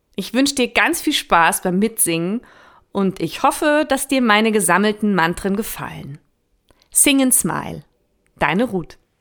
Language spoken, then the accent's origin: German; Northern Germany, Germany; ich gebürtige Norddeutsche bin